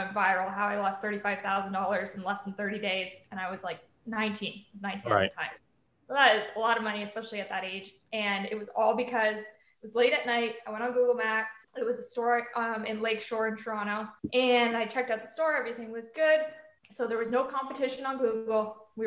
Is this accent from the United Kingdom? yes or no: yes; United Kingdom; moved away; being from the UK